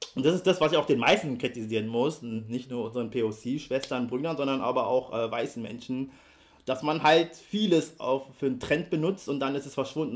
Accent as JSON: {"language": "German", "region": "Berlin", "country": "Germany", "tie": "born or raised there", "said": "Ich bin ja in Berlin aufgewachsen und ich komme aus dem Jahre 88"}